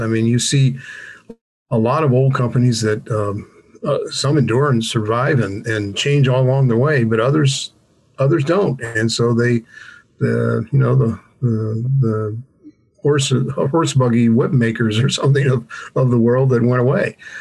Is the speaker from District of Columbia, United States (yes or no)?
no; Alexandria, Virginia, United States; I grew up in Alexandria, Virginia, which is uh, basically D.C.